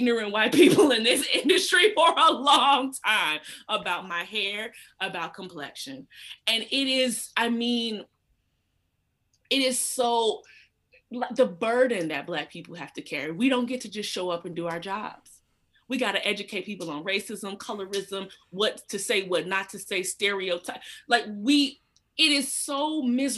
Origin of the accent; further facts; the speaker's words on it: Atlanta, Georgia, United States; I grew up in Georgia, and my family's from South Carolina.